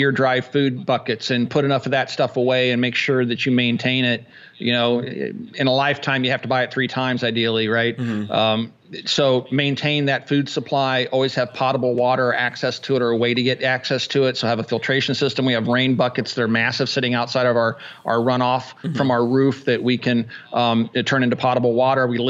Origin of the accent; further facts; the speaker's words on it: Kansas, United States; moved away; I grew up in Kansas